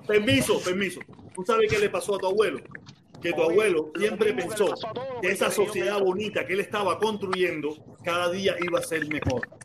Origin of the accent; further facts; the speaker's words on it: Cuba; now in Miami, United States; Yo vine con visa desde Cuba.